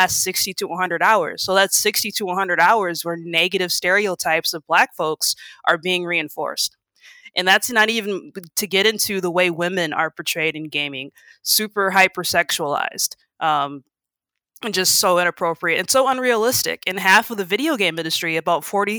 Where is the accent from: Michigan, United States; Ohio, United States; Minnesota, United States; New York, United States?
Minnesota, United States; I grew up here in Minnesota